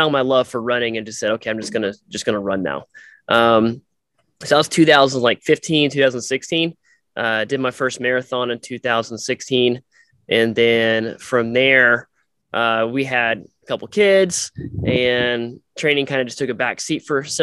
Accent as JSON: {"language": "English", "town": "Tulsa", "region": "Oklahoma", "country": "United States", "tie": "born or raised there", "said": "I grew up in Tulsa"}